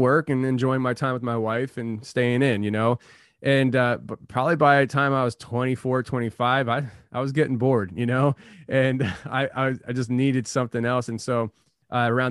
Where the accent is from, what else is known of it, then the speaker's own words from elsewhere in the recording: Kutztown, Pennsylvania, United States; also born or lived in Allentown, Pennsylvania; I was born in Allentown, Pennsylvania, and when I was about 5 years old, my parents moved from Allentown to Kutztown, PA, which is a very rural area